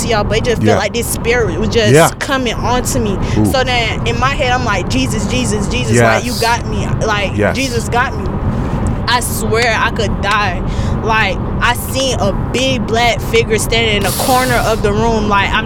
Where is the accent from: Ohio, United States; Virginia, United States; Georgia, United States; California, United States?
Georgia, United States; Atlanta; I was living on the west side of Atlanta because I'm from Atlanta.